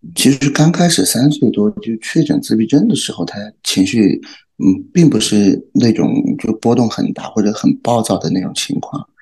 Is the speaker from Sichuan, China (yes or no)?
yes; Chengdu, Sichuan, China; 我是成都人嘛